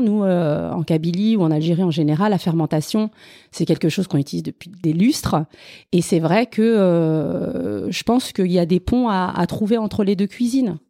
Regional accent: Paris, Île-de-France, France; je suis née dans le 18e euh, arrondissement, euh, j'y ai grandi et j'y vis encore

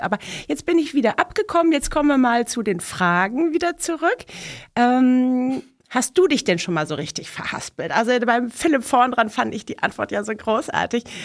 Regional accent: Mexico City, Mexico; now in Germany; Ich bin ja in Mexico City geboren

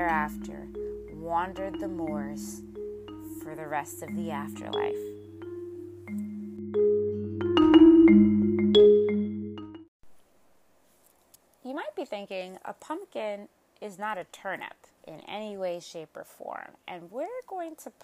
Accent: Midwest, United States; moved away; being originally from the Midwest

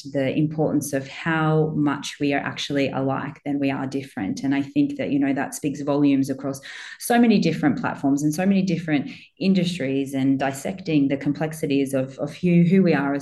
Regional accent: Australia; I was born and grew up in Australia

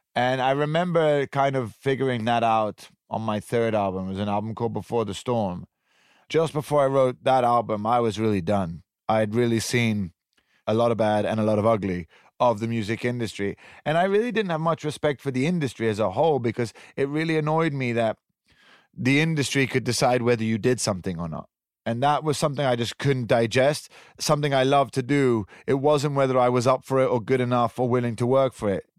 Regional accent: Switzerland; moved away; also born or lived in Italian Riviera; I grew up in Switzerland. I grew up on top of a mountain in a very privileged environment

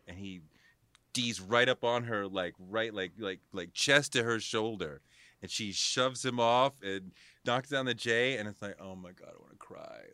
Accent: Boston, Massachusetts, United States; moved away; also born or lived in New York; I grew up in Boston, a Celtics fan

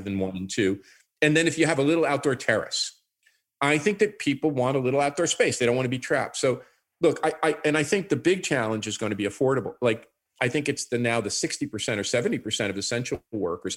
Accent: New York, United States; moved away as an adult; now in Canada; as a New Yorker

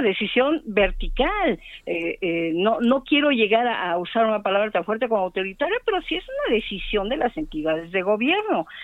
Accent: Mexico City, Mexico; los que somos de aquí de la Ciudad de México

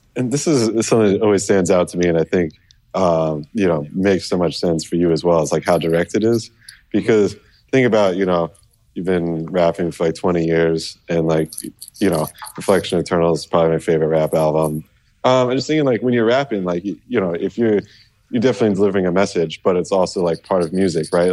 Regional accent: California, United States; I'm from California

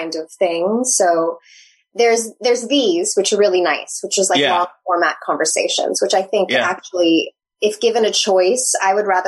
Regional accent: Nevada, United States; moved away; I grew up in Lake Tahoe

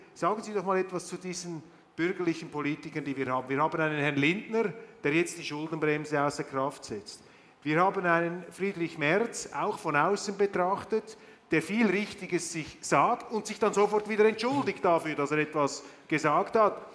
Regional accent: Switzerland; als Schweizer

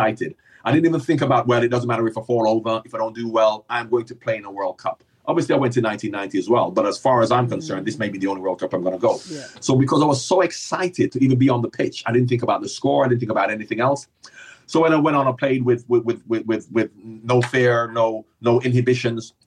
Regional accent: Jamaica; Growing up in Jamaica

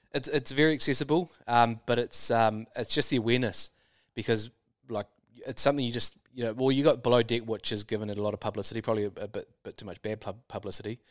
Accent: New Zealand; Kiwis are very employable just because of our nature and our work ethic

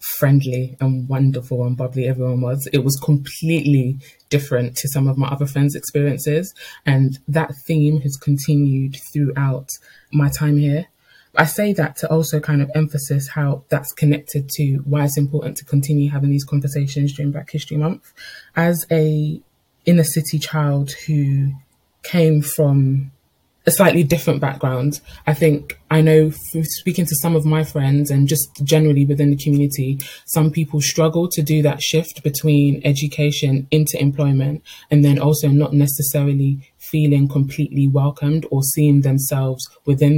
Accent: United Kingdom; also born or lived in Portsmouth; I was born in the United Kingdom, but to a parent or mother who migrated here several years before I was born. I've been raised in an inner city area

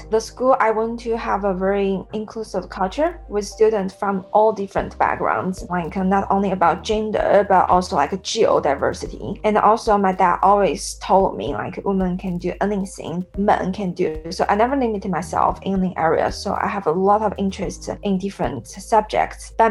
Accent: Sichuan, China; So I grew up in Sichuan, southwest province in China, and uh, it's famous for spicy food.

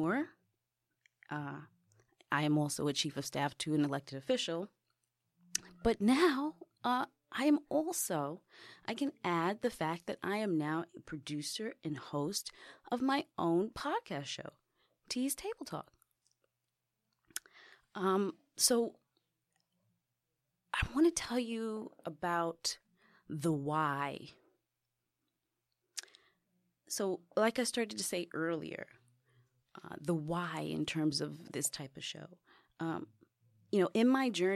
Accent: New York City, New York, United States; I grew up in the Bronx

